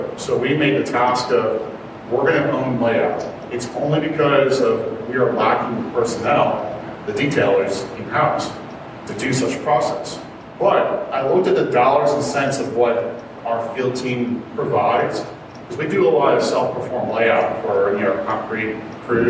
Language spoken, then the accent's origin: English; Chicago, Illinois, United States; moved away; I'm from Chicago originally